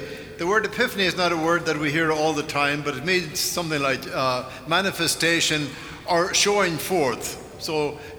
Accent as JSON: {"language": "English", "country": "Ireland", "tie": "born or raised there", "moved": "yes", "said": "growing up in Ireland"}